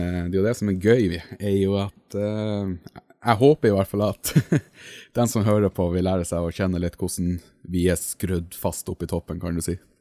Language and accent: Norwegian; Finnmark, Norway; accent: Finnmark dialect; på dialekta mi oppe i Finnmark